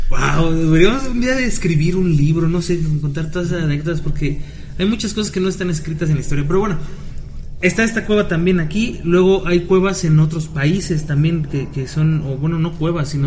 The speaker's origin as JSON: {"language": "Spanish", "country": "Mexico", "said": "Cuando nosotros pensamos, como mexicanos también, no, también, también."}